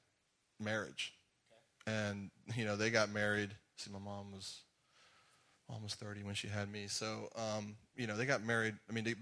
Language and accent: English; Jackson, Georgia, United States; accent: Southern drawl; also born or lived in Griffin, Georgia / Atlanta area, Georgia; I grew up in a really small town called Jackson, Georgia